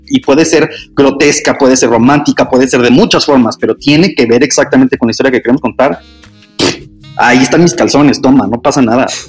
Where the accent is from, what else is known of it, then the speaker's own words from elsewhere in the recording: Hermosillo, Sonora, Mexico; moved away as an adult; now in Mexico City, Mexico; en Hermosillo, soy de Hermosillo